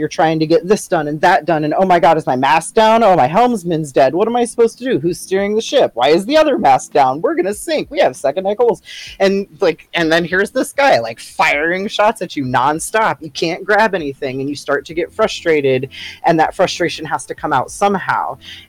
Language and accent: English; Australia; I can say that because I'm Australian.